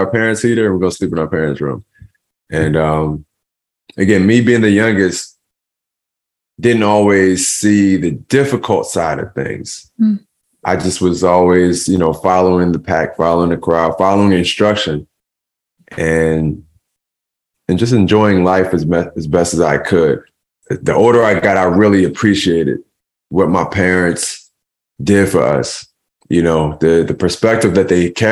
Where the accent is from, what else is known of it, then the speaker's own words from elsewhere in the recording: Philadelphia, Pennsylvania, United States; we grew up in an abandoned house in North Philadelphia.